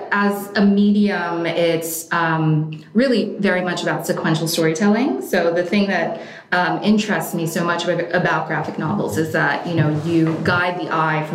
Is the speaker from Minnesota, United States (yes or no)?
no; New York, United States; also born or lived in Oregon; We were in Oregon for 5 years. I'm originally from New York.